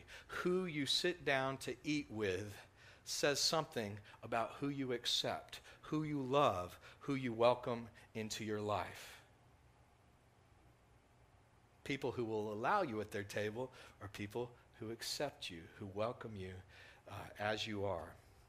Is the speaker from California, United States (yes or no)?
no; Texas, United States; growing up in West Texas, I didn't catch the accent the way that many other people did.